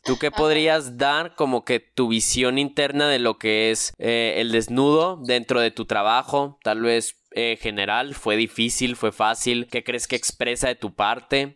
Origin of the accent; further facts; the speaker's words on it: Mexico; decir que soy mexicano, también soy muy orgulloso de eso